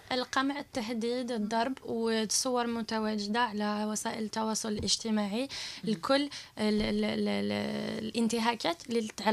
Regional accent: Algeria; moved away; حنا كجزائريين في الخارج

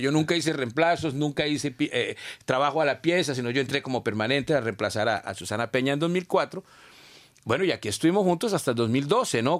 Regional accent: Colombia; moved away as an adult; now in Canada; cuando yo era muchacho joven en Colombia

